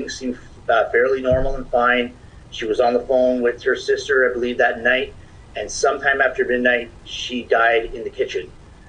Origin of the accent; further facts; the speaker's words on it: Ontario, Canada; People found out we're from Ontario, they would run away from us.